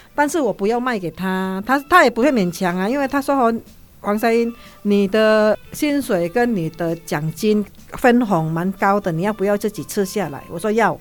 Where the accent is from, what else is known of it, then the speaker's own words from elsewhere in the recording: Kalimantan, Indonesia; moved away; 他们的马来风格跟我们加里曼丹的又有一点不一样